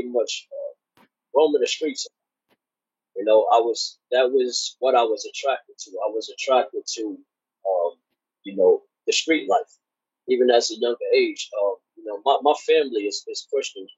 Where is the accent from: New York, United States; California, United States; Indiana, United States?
New York, United States; New York City; also born or lived in Brooklyn; I grew up in Queens, South Jamaica, Queens. That's where I'm from